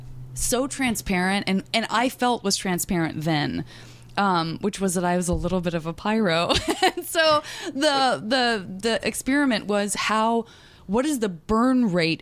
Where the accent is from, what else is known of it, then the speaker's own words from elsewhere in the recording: Tucson, Arizona, United States; And I'm from Tucson